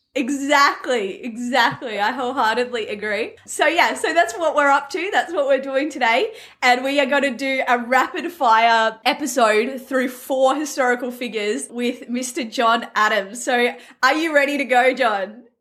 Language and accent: English; Australia; I'm an Aussie, so I don't pronounce anything correctly.